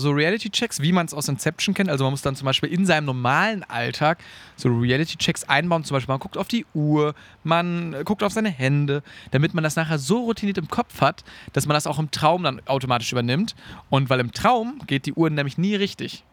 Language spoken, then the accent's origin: German; Münsterland, North Rhine-Westphalia, Germany; bei uns zu Hause im Münsterland